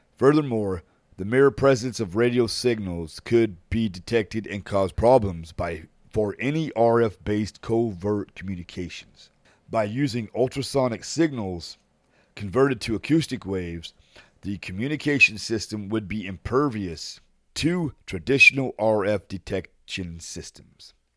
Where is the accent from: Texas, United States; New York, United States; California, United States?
Texas, United States; San Antonio; Mantec is based in my hometown of San An-, San Antonio, Texas.